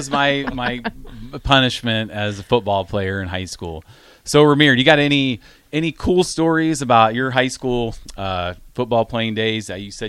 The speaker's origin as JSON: {"language": "English", "region": "Iowa", "country": "United States", "tie": "born or raised there", "said": "Growing up in Iowa, I was an obnoxious Nebraska fan."}